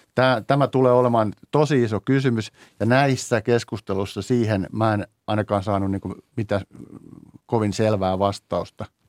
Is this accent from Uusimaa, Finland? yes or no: no; Teuva, South Ostrobothnia, Finland; moved away; itse tulen tai olen syntyisin pienestä Teuan kunnasta